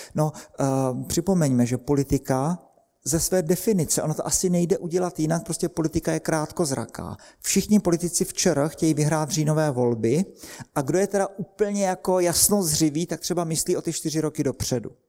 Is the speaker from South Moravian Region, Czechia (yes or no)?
yes; Brno, South Moravian Region, Czechia; Já jsem z Brna